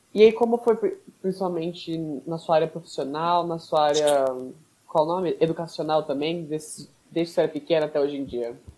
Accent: São Paulo, Brazil; A gente é de São Paulo, São Paulo também

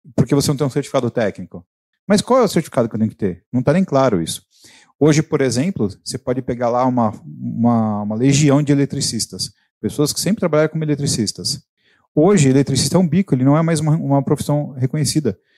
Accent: São Paulo, Brazil; Eu sou da região aqui também, eu vivi a minha vida inteira no Carrão.

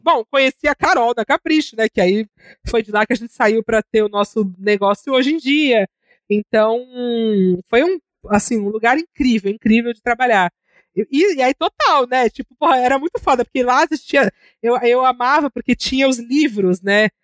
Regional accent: Santos, São Paulo, Brazil; now in São Paulo, Brazil; Eu sou de Santos

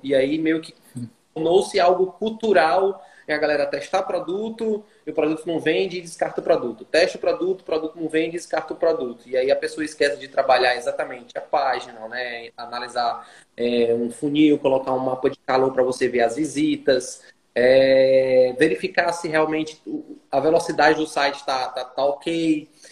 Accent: Fortaleza, Ceará, Brazil; moved away as an adult; now in Teresina, Brazil; eu sou natural de Fortaleza, é, nordestino nato aí, com muito orgulho, e atualmente eu moro em Teresina, Piauí

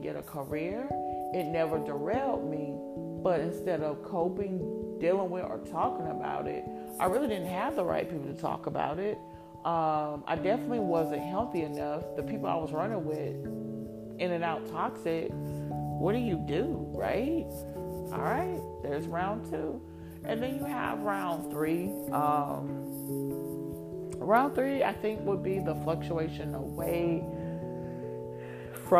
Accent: Columbus, United States; moved away as an adult; also born or lived in rural Georgia; I don't look like these local girls I grew up in Columbus

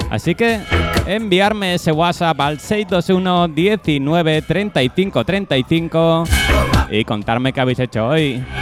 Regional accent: Elche, Valencian Community, Spain; yo soy de Elche, provincia de Alicante, y hoy he tenido el placer de pegarme un puente largo.

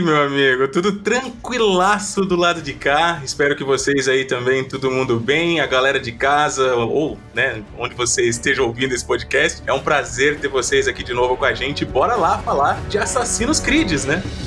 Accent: Cabreúva, São Paulo, Brazil; eu já não tava mais ali na minha cidade natal, né, Cabreúva

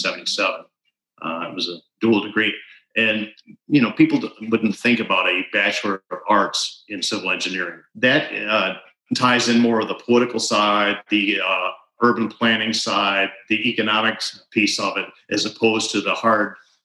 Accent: Pittsfield, New York, United States; moved away as an adult; I grew up just outside of New Berlin, on the other side of the Unadilla River, over in Pittsfield, which is just over in Otsego County

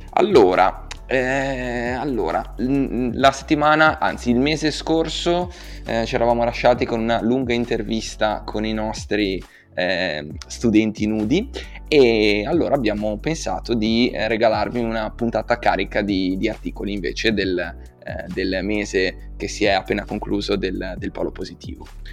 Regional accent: Genoa, Liguria, Italy; come genovese

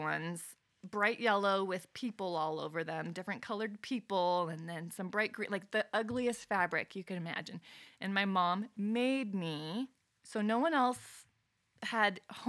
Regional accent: Medellin, Antioquia, Colombia; now in Los Angeles, United States; Yeah. So I grew up in Medellin, Colombia. That's how you say it in Spanish.

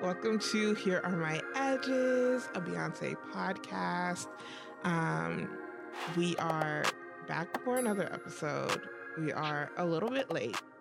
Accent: United States; I'm so American

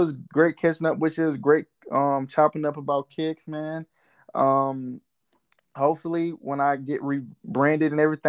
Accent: Georgia, United States; now in Florida, United States; when I was growing up in Georgia

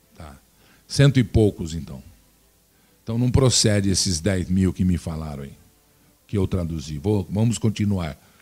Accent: Brazil; que sou brasileiro

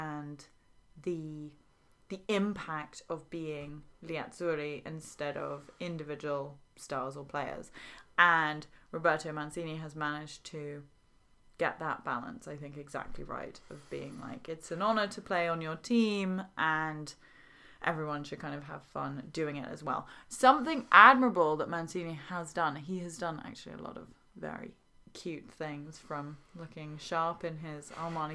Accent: England, United Kingdom; as an English person

